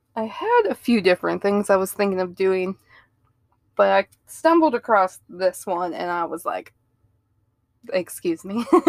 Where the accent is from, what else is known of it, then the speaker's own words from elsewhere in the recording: Ohio, United States; moved away; I grew up in Ohio